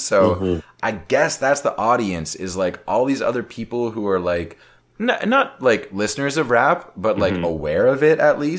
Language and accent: English; Brampton, Ontario, Canada; growing up in Brampton